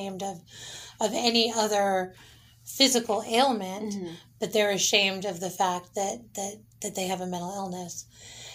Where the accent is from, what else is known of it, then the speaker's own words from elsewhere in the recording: San Diego, California, United States; San Diego's my hometown